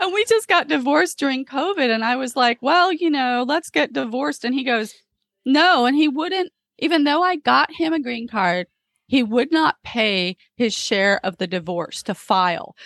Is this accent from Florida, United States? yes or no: yes; Florida, United States; moved away as an adult; also born or lived in England; now in Los Angeles, United States; I grew up in Florida